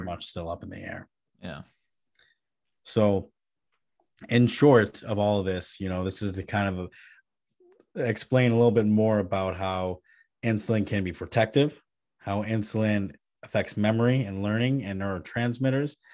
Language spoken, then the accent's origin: English; Midwest, United States; me as a Midwesterner